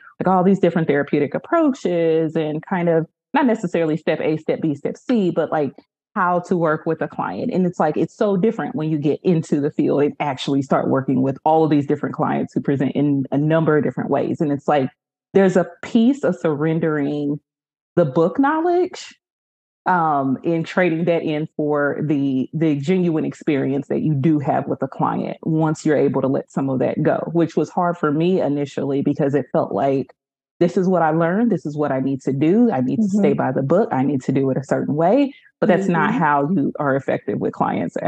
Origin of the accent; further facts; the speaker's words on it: Kansas City, United States; I grew up in Kansas City in a Baptist church home